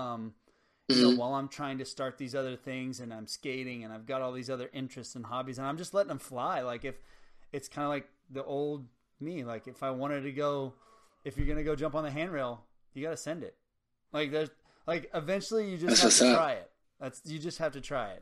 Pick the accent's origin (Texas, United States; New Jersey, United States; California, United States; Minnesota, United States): Texas, United States; Harlingen; also born or lived in Los Fresnos, Texas; I grew up in Harlingen and Los Fresnos, Texas